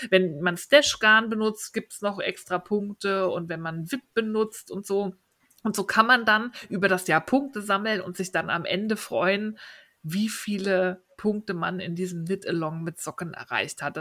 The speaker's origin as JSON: {"language": "German", "region": "Berlin", "country": "Germany", "said": "als Berliner hat man es da leicht, ja."}